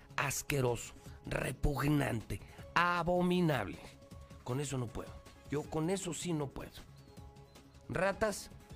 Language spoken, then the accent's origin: Spanish; Aguascalientes, Mexico; Yo no quiero esto para Aguascalientes. Yo no quiero esto para mi tierra